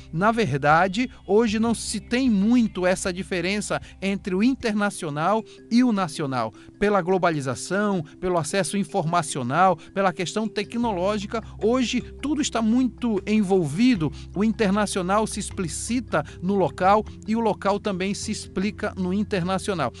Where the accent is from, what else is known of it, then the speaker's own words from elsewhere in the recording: Amazon, Brazil; Nós somos da Amazônia